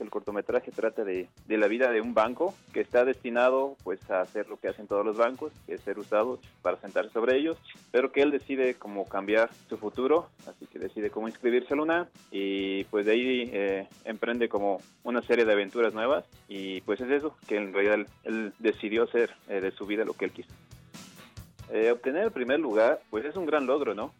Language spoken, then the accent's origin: Spanish; Morelia, Michoacán, Mexico; Yo nací en Morelia, Michoacán, el 14 de diciembre de 1988.